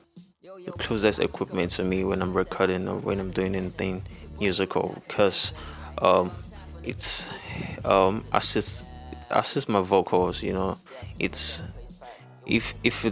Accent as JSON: {"language": "English", "country": "Nigeria", "said": "I'm an artist from Nigeria."}